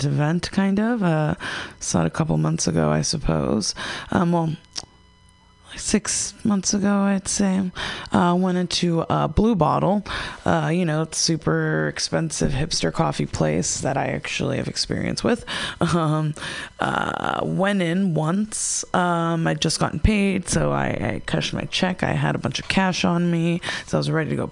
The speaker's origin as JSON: {"language": "English", "country": "United States", "tie": "born or raised there", "said": "growing up in America, we're raised with a bunch of sugar and empty carbs and McDonald's and soda."}